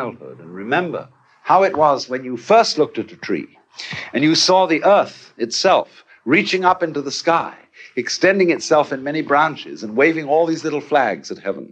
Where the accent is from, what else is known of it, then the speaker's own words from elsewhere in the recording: Canterbury, South East England, United Kingdom; When I was a boy, I was brought up in the Church of England. I went to school at King's School, Canterbury